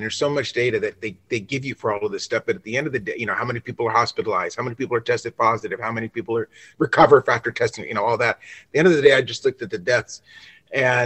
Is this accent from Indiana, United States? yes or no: no; Los Angeles, California, United States; also born or lived in Nashville; I'm from Los Angeles originally